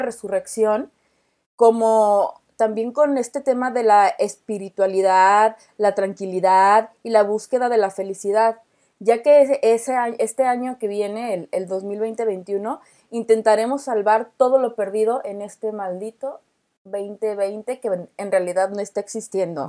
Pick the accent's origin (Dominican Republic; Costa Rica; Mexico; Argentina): Mexico; como mexicanos